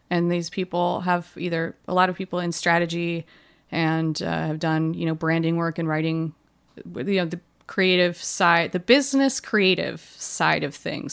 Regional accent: Hawaii, United States; I grew up in Hawaii

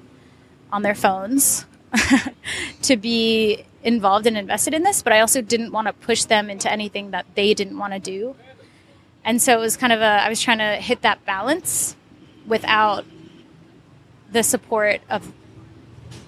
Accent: United States; moved away; me as an American

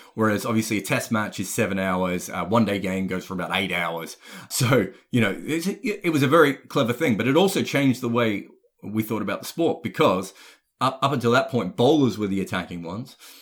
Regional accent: Australia; moved away; also born or lived in United Kingdom; I'm an Australian

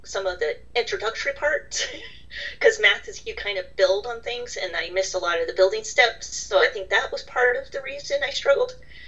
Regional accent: United States; being American

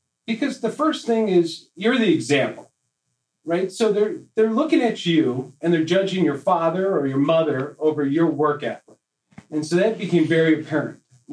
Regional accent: Midwest, United States; growing up in the Midwest

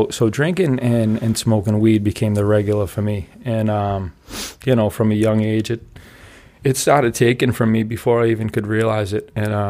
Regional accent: Braintree, Massachusetts, United States; I grew up in Braintree.

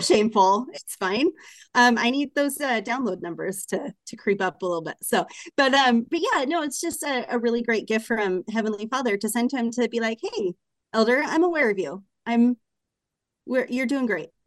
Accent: Portland, Oregon, United States; moved away; I'm from Portland

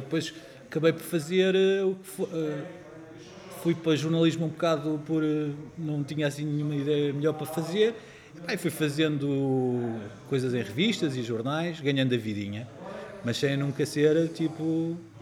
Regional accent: Lisbon, Portugal; moved away; also born or lived in Castelo Novo / Alcaide / Castelo Branco; ter nascido naquele grande galinheiro chamado Maternidade de Alfreda Costa

